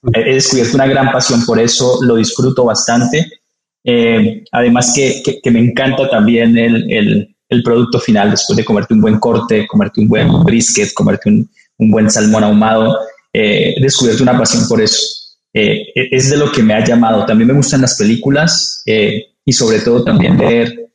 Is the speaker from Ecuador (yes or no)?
no; Colombia; now in Mexico; soy colombiano